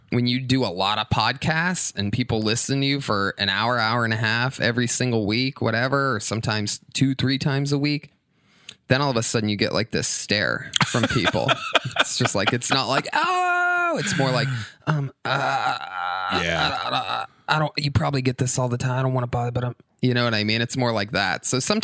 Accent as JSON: {"language": "English", "town": "Youngstown", "region": "Ohio", "country": "United States", "tie": "born or raised there", "said": "Youngstown, Ohio."}